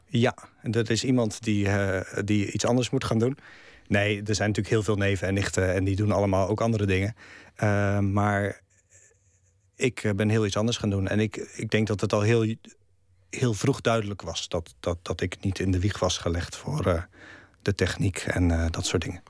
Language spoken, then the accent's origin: Dutch; Netherlands; first language Dutch; moved away; ik een Nederlander ben. En dat Nederland het, het, het land is waar ik vandaan kom. En dat het Nederlands mijn taal is.